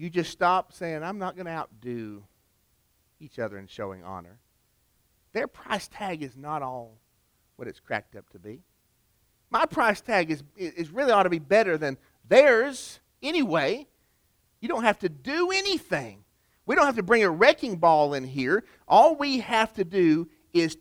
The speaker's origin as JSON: {"language": "English", "town": "Chattanooga", "region": "Tennessee", "country": "United States", "tie": "born or raised there", "said": "Rock City Gardens, which is near my hometown of Chattanooga"}